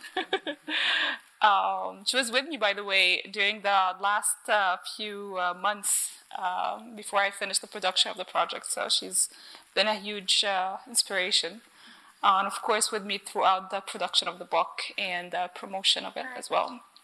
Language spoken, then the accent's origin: English; Cairo, Cairo Governorate, Egypt; I was brought up in Cairo